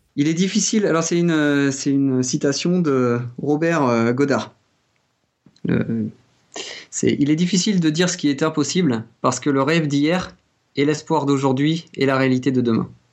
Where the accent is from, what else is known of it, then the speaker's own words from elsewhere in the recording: France; accent: French; mon accent euh, français.